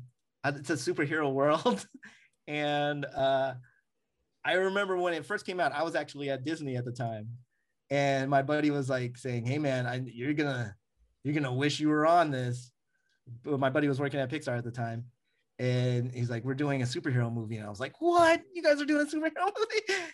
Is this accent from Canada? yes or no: no; Philippines; you know, I'm Filipino, so I gotta go to Tita's kitchenette and get so food.